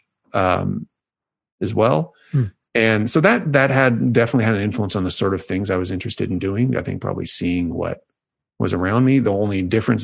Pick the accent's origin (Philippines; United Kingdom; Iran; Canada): Canada; Toronto, Ontario; moved away as an adult; also born or lived in Hamilton, Canada / Princeton, United States; now in Vancouver, Canada; So I'm from Toronto, Ontario, Canada. So I am Canadian, and I went lived for 18 years there